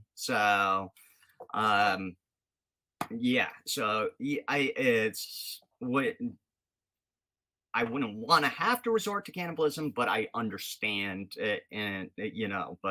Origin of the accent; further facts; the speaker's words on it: Rhode Island, United States; being from the area, you know, I'm not from Mass, but I'm Rhode Island